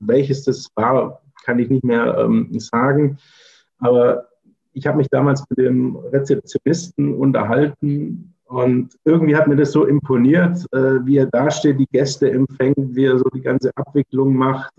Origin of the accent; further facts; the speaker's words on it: Swabia, near Stuttgart, Baden-Württemberg, Germany; moved away as an adult; also born or lived in Berlin / Cologne / Allgäu; now in Braunschweig, Germany; ich bin gebürtiger Schwabe, ne, komme aus der Nähe von Stuttgart